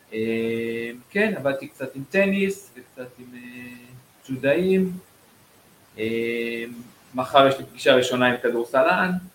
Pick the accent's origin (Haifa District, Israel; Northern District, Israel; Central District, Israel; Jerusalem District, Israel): Northern District, Israel; Kfar Blum; now in Tel Aviv, Israel; גדלתי בכפר בלום